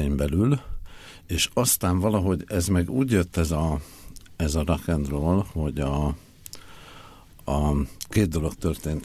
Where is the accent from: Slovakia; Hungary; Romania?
Hungary; Budapest; moved away as an adult; Én Budapesten születtem, és e, 1993-ig e, ott is éltem